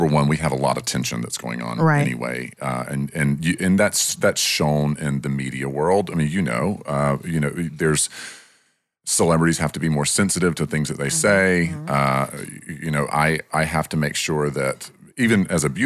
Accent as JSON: {"language": "English", "town": "Milledgeville", "region": "Georgia", "country": "United States", "tie": "born or raised there", "said": "from Milledgeville, Georgia, which that's my hometown, and I love my hometown. Props to small town Milledgeville"}